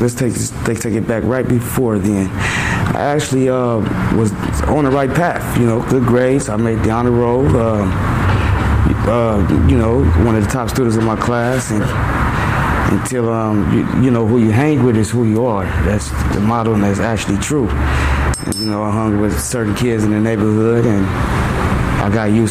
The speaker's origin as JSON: {"language": "English", "town": "Los Angeles", "region": "California", "country": "United States", "tie": "born or raised there", "said": "Grew up in South Los Angeles area, in the neighborhood of Crips, Raymond Crips."}